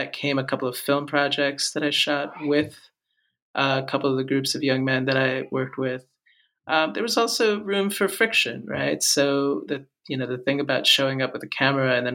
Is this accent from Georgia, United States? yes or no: no; New York, United States; grew up with hip hop as an Indian American in New York